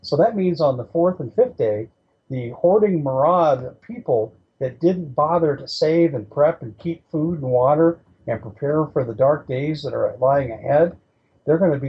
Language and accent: English; Colorado, United States; In San Luis County, which is in southern Colorado, my home state where I grew up